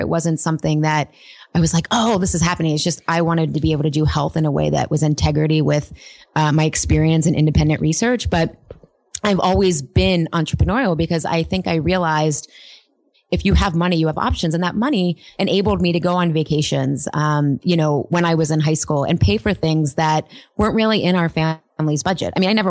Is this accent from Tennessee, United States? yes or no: no; Pittsburgh, Pennsylvania, United States; So I grew up, Pittsburgh is a very blue collar working town. My parents were city school teachers. We were very solidly middle class.